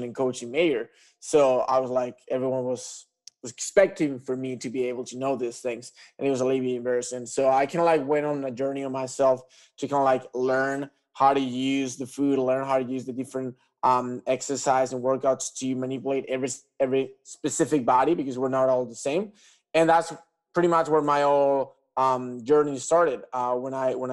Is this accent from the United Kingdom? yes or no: no; Tenerife, Canary Islands, Spain; I'm from Tenerife Island.